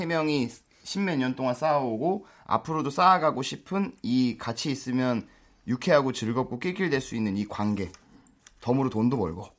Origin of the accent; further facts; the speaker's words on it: Incheon, South Korea; 저희 인천 쪽